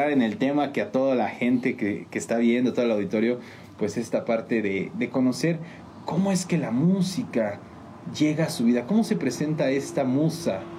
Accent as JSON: {"language": "Spanish", "town": "San Juan del Río", "region": "Querétaro", "country": "Mexico", "tie": "born or raised there", "also_born_or_lived": "Mexico City", "said": "Yo soy originario de aquí de San Juan del Río, Querétaro."}